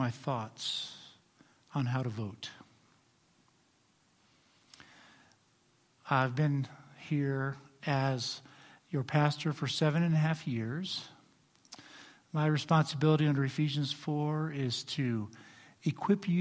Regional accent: United States; I'm also an American and proud of it.

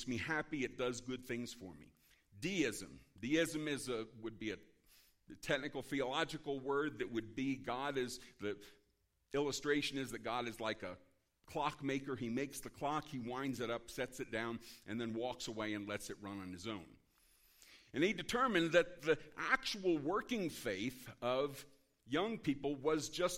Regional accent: Philadelphia, Pennsylvania, United States; now in Maine, United States; I'm originally from Philadelphia. I now live in Maine

